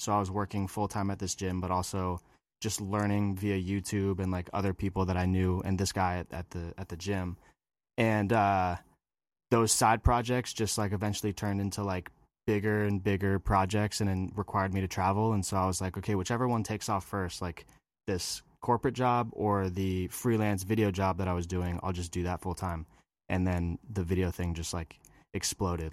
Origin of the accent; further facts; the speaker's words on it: just north of San Francisco, Northern California, United States; moved away as an adult; also born or lived in Hawaii; I am from California. I was, uh, grew up there in Northern California, just north of San Francisco.